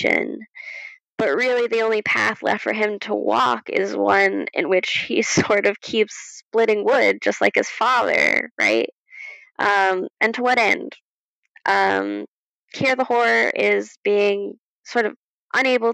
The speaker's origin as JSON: {"language": "English", "country": "United States", "said": "as an American"}